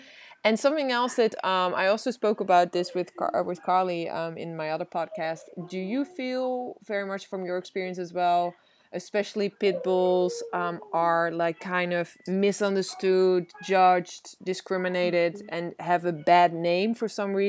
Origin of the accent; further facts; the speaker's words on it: Netherlands; first language Dutch; English is a second language; moved away; even in my language, I'm from Holland.